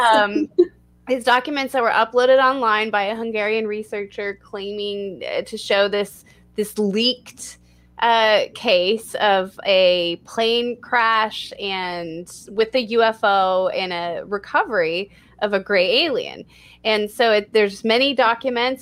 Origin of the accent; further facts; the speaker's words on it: Texas, United States; my home state of Texas